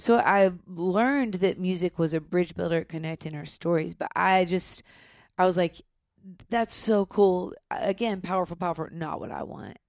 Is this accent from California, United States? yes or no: no; Nashville, Tennessee, United States; I grew up here in Nashville